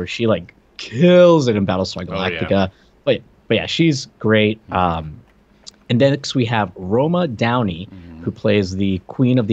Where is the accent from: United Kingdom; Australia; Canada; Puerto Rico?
Puerto Rico; English is a second language; moved away; I'm from Puerto Rico originally.